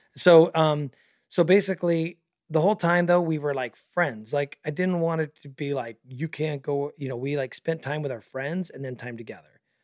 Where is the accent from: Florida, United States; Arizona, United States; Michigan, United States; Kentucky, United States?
Arizona, United States; Mesa; we both born and raised in Northeast Mesa